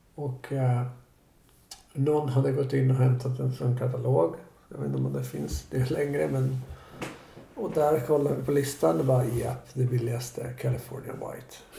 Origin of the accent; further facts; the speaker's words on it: Stockholm, Stockholm County, Sweden; also born or lived in Bromma; Jag är född på Sabbatsbergs sjukhus som ligger typ precis vid Vasaparken